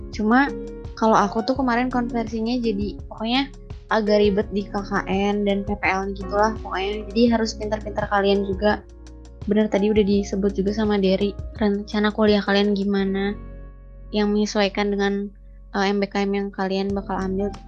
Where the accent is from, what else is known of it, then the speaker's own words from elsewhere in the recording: Bandung, West Java, Indonesia; aku kan asli Bandung nih aku asli Bandung dari kecil tuh nggak pernah ngerantau gitu ya kuliah sekarang di Bandung lagi jadi emang bener-bener selalu di rumah gitu